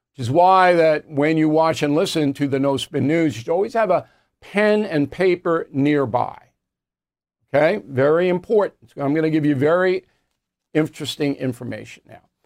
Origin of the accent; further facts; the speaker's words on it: Levittown, New York, United States; moved away; Levittown, New York, my hometown.